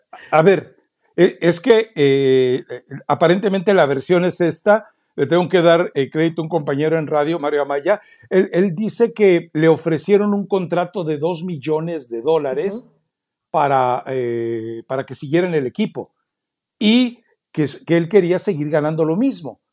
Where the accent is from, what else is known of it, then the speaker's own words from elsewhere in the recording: Mexico; como mexicano